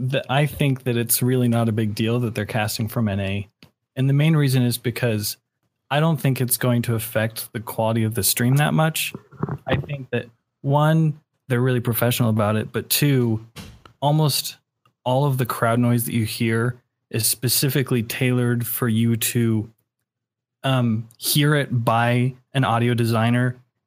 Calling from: Salt Lake City, Utah, United States; I'm calling from Salt Lake City, Utah.

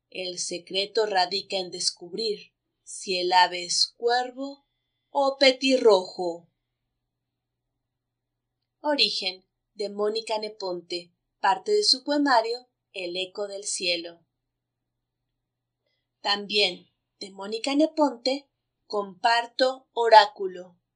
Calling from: Mexico City, Mexico; desde la Ciudad de México y estoy muy contenta de participar con Bululúes

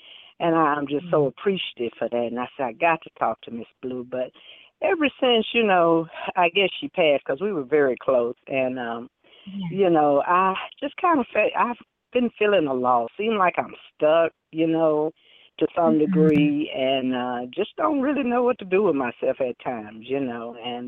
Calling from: Dallas, Texas, United States; Yes, how you doing? I'm sorry. … from Big D.

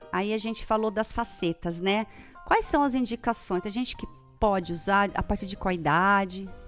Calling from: Taubaté, São Paulo, Brazil; Ô, Tatiane … sou aqui de Taubaté. Eu escuto seu programa todos os sábados, não perco.

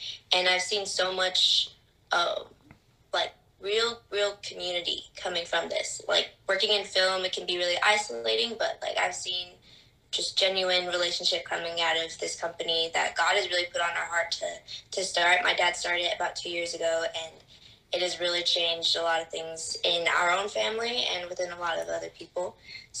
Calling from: Burbank, California, United States; I'm coming from Burbank, California right now.

